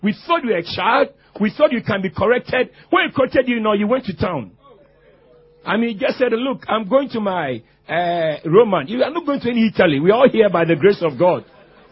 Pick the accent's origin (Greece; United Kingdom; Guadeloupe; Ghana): Ghana; I come from Ghana